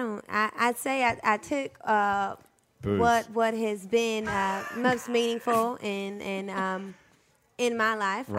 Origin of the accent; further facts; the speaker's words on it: St. Louis, Missouri, United States; also born or lived in Los Angeles; now in New Orleans, United States; I moved here 5 years ago from L.A., but I was born and raised in St. Louis, home of the hard R's.